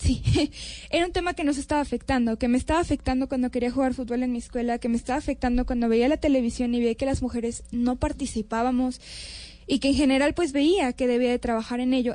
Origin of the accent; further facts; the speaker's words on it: Mexico; also born or lived in Canada; yo soy mexicana y en México